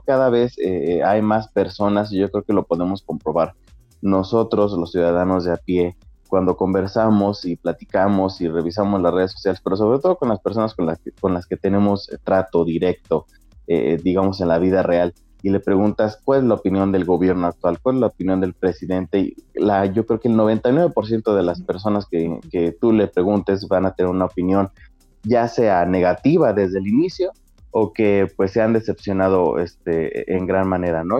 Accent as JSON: {"language": "Spanish", "country": "Mexico", "said": "como público mexicano"}